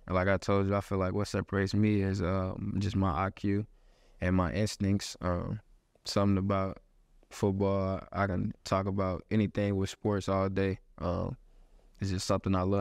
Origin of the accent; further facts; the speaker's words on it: Houston, Texas, United States; moved away; born, born and raised in Houston, Texas